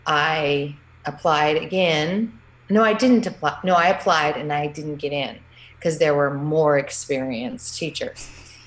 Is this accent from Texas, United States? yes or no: yes; San Antonio, Texas, United States; Sure. Like you said … I am from San Antonio, Texas, and I am married with one child and one child on the way